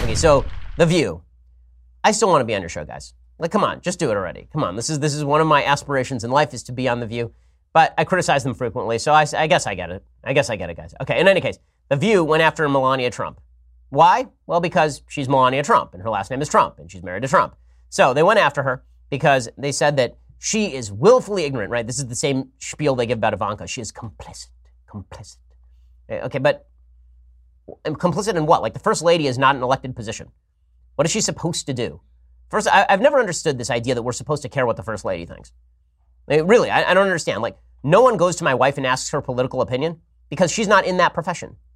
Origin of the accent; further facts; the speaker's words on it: Los Angeles, California, United States; my hometown of Los Angeles